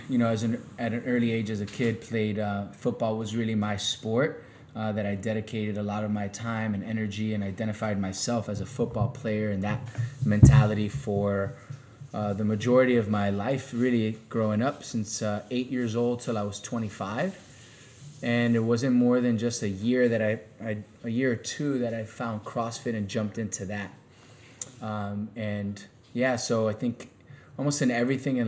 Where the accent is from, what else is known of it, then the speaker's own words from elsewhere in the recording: Miami, Florida, United States; also born or lived in Kansas / Sweden / Spain; I grew up here in Miami. So I played high school football here in Miami